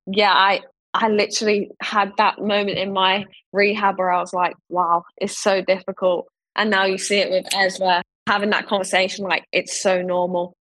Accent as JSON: {"language": "English", "region": "London", "country": "United Kingdom", "tie": "born or raised there", "said": "growing up in Ealing and being round the corner at Wembley"}